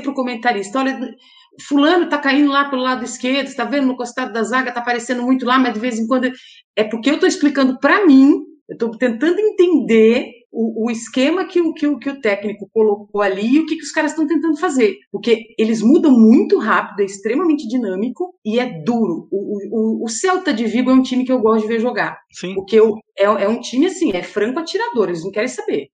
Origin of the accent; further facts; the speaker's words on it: Jundiaí, São Paulo, Brazil; de Jundiaí, que é a minha cidade natal